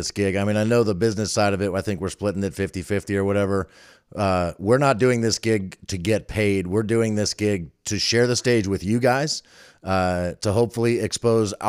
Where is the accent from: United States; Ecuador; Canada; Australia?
United States; Falls Church, Virginia; I grew up in Falls Church.